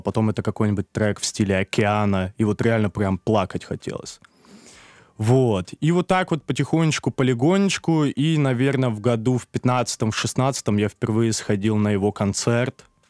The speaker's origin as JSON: {"language": "Russian", "region": "Moscow", "country": "Russia", "tie": "born or raised there", "also_born_or_lived": "Kazakhstan", "said": "я как бы родился в двухтысячном, и в две тысячи втором я уехал в Москву"}